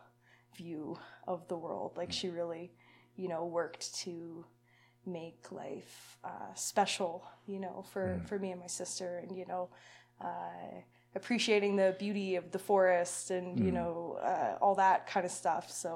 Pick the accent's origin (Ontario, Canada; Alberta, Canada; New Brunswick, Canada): Alberta, Canada; Lethbridge; I was born in Lethbridge, so, you know, not far from here. Mm-hmm. I lived there till I was about 10.